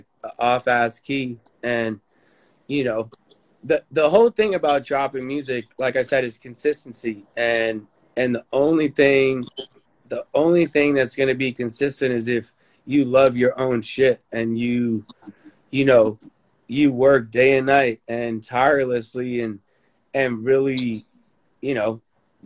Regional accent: United States

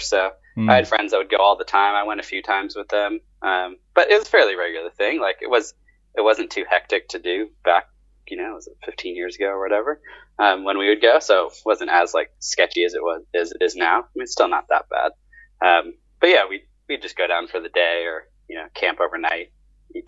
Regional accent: Southern Orange County, California, United States; now in Australia; I grew up in Southern Orange County, which is like south

